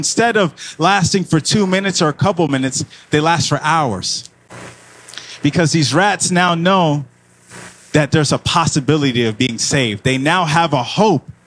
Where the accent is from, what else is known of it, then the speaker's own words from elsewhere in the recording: Miami, Florida, United States; now in Georgia, United States; I'm originally from Miami, so when I came here to Georgia